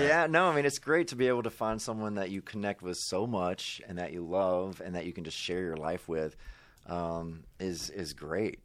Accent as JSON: {"language": "English", "region": "Mississippi", "country": "United States", "tie": "born or raised there", "moved": "yes", "said": "I grew up in Mississippi"}